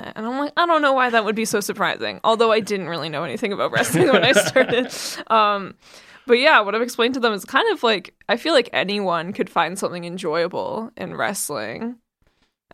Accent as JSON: {"language": "English", "town": "Calgary", "region": "Alberta", "country": "Canada", "tie": "born or raised there"}